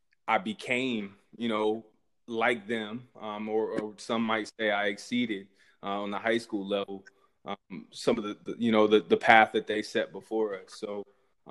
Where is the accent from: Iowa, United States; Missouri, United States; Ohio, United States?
Ohio, United States; Columbus; also born or lived in Germany / Pickerington, Ohio; growing up in Columbus, watching the Buckeyes as a kid